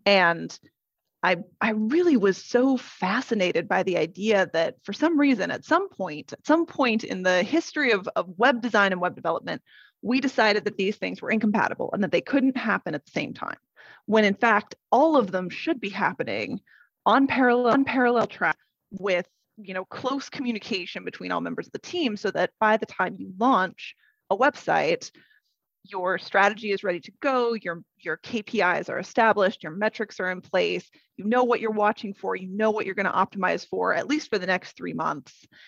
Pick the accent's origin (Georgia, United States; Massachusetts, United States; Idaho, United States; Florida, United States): Idaho, United States; also born or lived in West Coast / Portland, Oregon; now in London, United Kingdom; I am originally from Idaho. I was born and raised in Idaho but I have lived up and down the West Coast